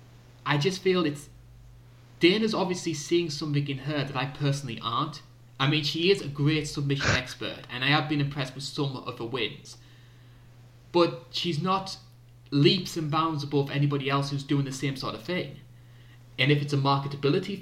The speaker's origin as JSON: {"language": "English", "country": "United Kingdom", "said": "being British"}